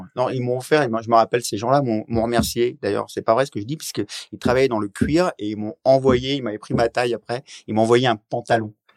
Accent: Oise, Hauts-de-France, France; moved away; also born or lived in Paris; Donc je viens de l'Oise à la base et j'avais j'ai vécu après plein d'années à Paris

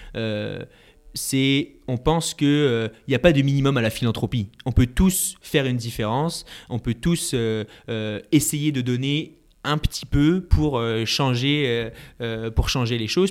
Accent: France; now in Montreal, Canada; je suis français

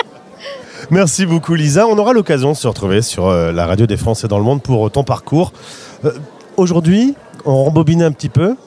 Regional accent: Lille, Hauts-de-France, France; je suis de Lille

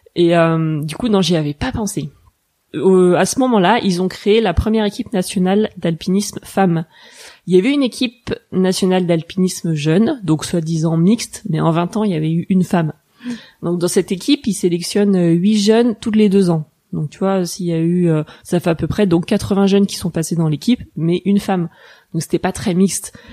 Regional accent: La Roche-sur-Foron, Auvergne-Rhône-Alpes, France; also born or lived in Nancy / Grenoble; Je suis née à Nancy, mais j'ai grandi en Haute-Savoie à La Roche-sur-Foron, à côté de Bonneville

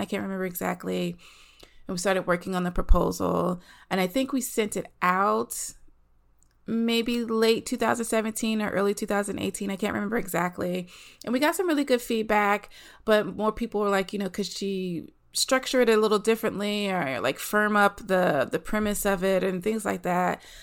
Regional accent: the South, United States; moved away as an adult; also born or lived in Los Angeles; I'm from the South, living in the South. Um, eventually, I moved

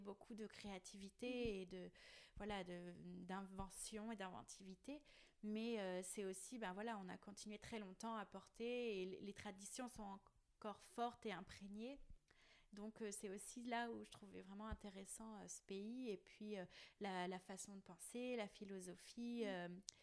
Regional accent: Plougastel-Daoulas, Brittany, France; Plougastel parce que voilà c'est là où j'ai grandi

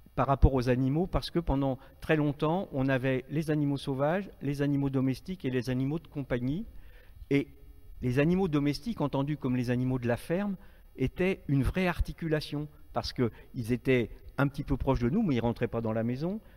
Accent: Marais de Redon, Brittany, France; je suis breton d'origine, euh, un petit village euh, des Marais de Redon, si certains connaissent, à la frontière des trois départements, Loire-Atlantique, Morbihan et, et Ille-et-Vilaine. Donc moi j'ai une enfance rurale

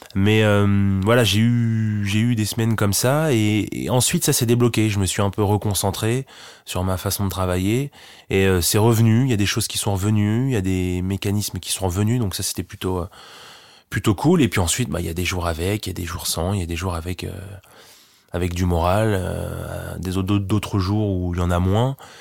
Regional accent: Lillebonne, Normandy, France; c'est là où je vis, c'est là où j'ai grandi

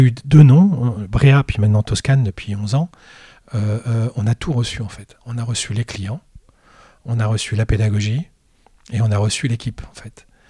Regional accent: Brittany, France; moved away as an adult; now in Lille, France; je suis originaire de Bretagne. Et voilà, je suis venu ici euh, pour mes études supérieures

